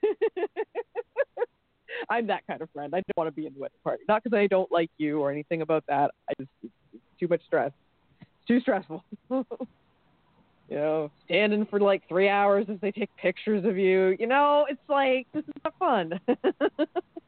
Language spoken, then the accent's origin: English; Canada; I'm Canadian